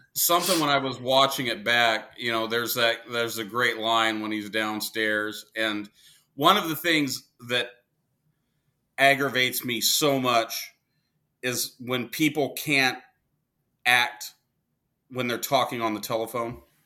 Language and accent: English; Wichita, Kansas, United States; now in Arizona, United States; I was born in Wichita, Kansas